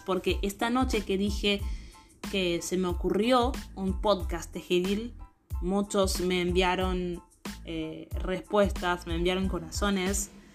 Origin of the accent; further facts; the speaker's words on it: Haiti; now in Argentina; yo soy de Haití, vine acá en Argentina